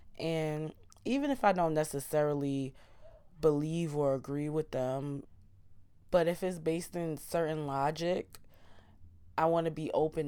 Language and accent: English; Queens, New York, United States; And growing up in Queens, being the melting pot, and you know, growing up in South Ozone Park and Southside Jamaica, Queens, I am so intrigued by Caribbean and West Indian culture.